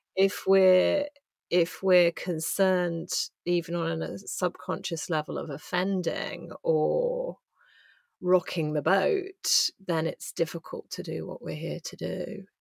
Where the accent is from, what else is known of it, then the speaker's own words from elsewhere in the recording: England, United Kingdom; as an English woman